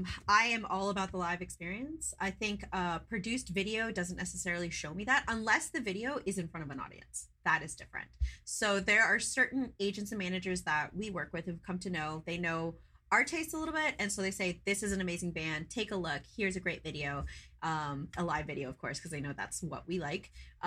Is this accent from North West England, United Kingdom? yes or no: no; London, United Kingdom; when I'm thinking like teen angst, like growing up in London, like this is what I love to listen to.